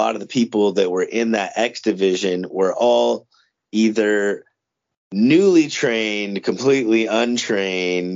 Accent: Windsor, Ontario, Canada; I grew up in Windsor, Ontario.

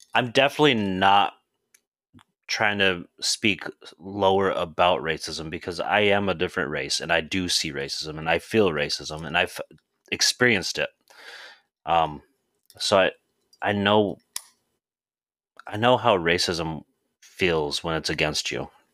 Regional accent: South Dakota, United States; now in Indiana, United States; growing up Native American, I grew up in South Dakota, and I moved to Indiana probably in, I think I wanna say it was two thousand

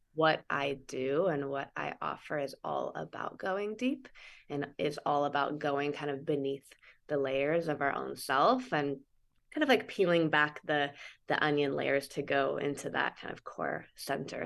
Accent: Santa Cruz, California, United States; I grew up in Santa Cruz.

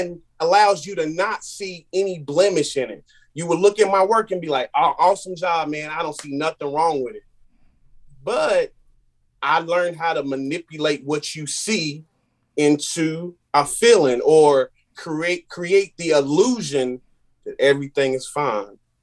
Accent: Randleman, North Carolina, United States; I'm from Random in North Carolina. Um, small city, big heart.

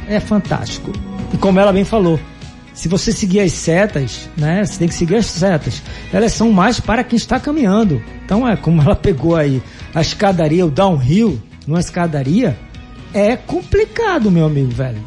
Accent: Northeast Brazil, Brazil; aqui no estado de Pernambuco, eu sou nordestino

